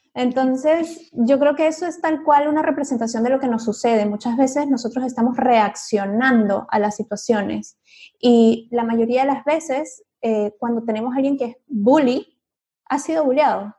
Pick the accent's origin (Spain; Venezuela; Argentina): Venezuela; soy venezolana, a mí me pasaba mucho en Venezuela